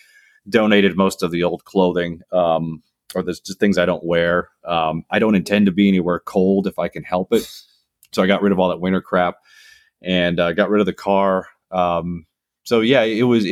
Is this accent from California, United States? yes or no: no; northern Minnesota, United States; moved away as an adult; also born or lived in Florida / Washington, D.C. / the Carolinas; I grew up in northern Minnesota, which is kind of up by Canada. And then I left at 18